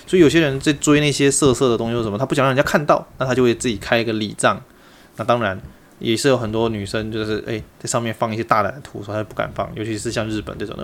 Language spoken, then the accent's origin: Chinese; Taipei, Taiwan; 我虽然在台北成长大，但是我是广东人，这个就叫祖籍